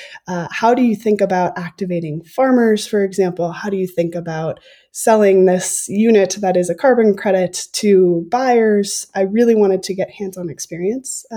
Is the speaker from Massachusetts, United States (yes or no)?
no; Minnesota, United States; I grew up in Minnesota